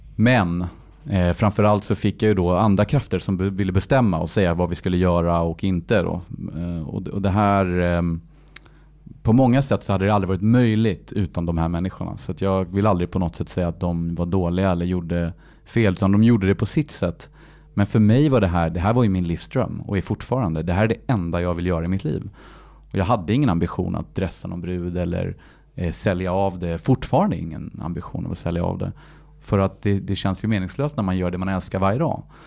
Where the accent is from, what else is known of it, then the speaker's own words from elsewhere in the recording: Paris, Île-de-France, France; moved away; jag är född i Paris, uppvuxen i Paris